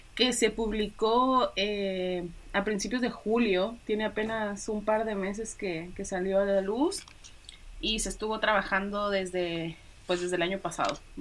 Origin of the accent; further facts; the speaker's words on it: Mexico; moved away as an adult; now in Santiago, Chile; yo soy mexicana